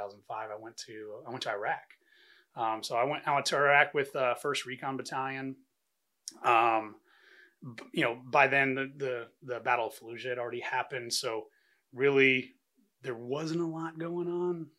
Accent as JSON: {"language": "English", "town": "Riverside", "region": "California", "country": "United States", "tie": "born or raised there", "lives_now": "San Diego, United States", "said": "I grew up in Riverside, here in California"}